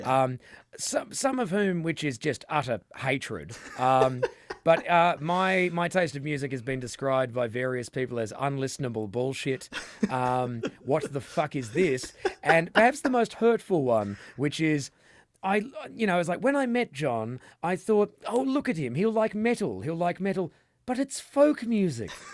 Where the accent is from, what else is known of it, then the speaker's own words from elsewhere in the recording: Western Australia, Australia; we're from Western Australia